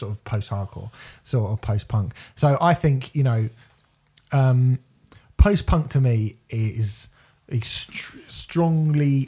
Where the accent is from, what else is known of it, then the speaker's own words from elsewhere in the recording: Basingstoke, South East England, United Kingdom; I grew up in Basingstoke